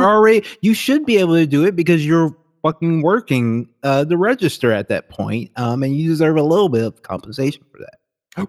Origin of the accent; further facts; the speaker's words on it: Baton Rouge, Louisiana, United States; moved away; Howard Stern was never on the radio where I lived, like, ever. He never got syndicated in, uh, Baton Rouge, Louisiana